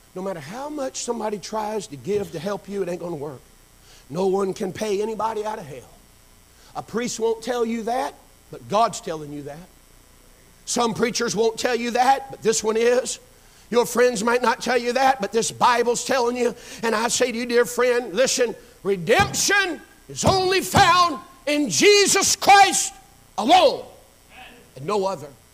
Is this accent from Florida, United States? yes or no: yes; Pensacola, Florida, United States; I was born and raised right here in this area, actually over in Pensacola. Grew up behind Woodham High School off of Burgess Highway.